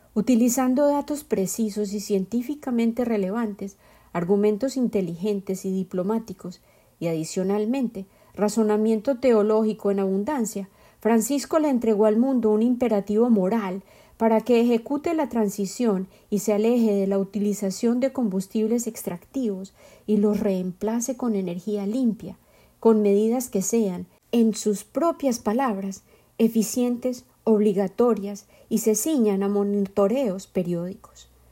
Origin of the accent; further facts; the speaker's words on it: Bogotá, Colombia; moved away; Llegué de la capital de mi tierra natal, Bogotá